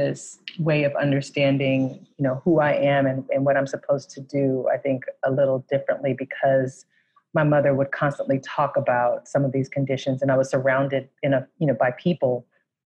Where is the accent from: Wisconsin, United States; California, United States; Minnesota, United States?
California, United States; San Francisco; I'm from San Francisco, California, and I grew up in a city that's very different than the city it is today